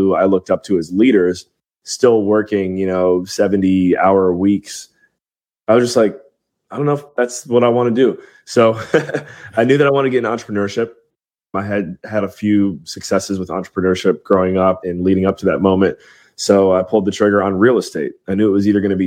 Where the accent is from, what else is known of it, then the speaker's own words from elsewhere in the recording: Cleveland, Ohio, United States; moved away as an adult; also born or lived in Western Pennsylvania / Belize; Born and raised in Cleveland, Ohio